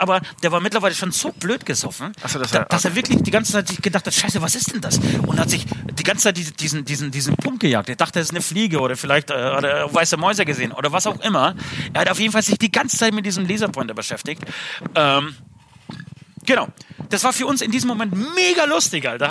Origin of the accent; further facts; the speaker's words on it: Speichersdorf, Bavaria, Germany; für alle Speichersdorfer, da wo ich herkomme